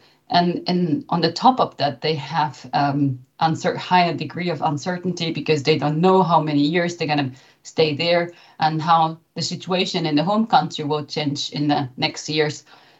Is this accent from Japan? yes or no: yes; Japan; now in Germany; So I came from Japan, and I've been living in Germany for nearly 15 years.